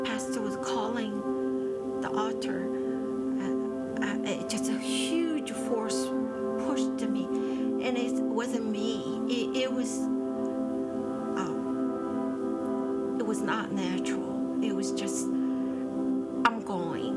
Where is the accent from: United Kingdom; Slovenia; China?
China; English is a second language; moved away as an adult; now in United States; I came from China many years ago. I came as an international student.